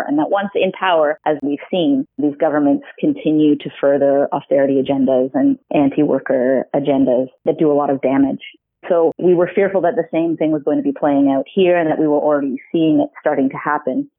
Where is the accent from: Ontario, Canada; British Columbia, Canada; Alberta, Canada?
Ontario, Canada; also born or lived in Ottawa; I grew up in Ontario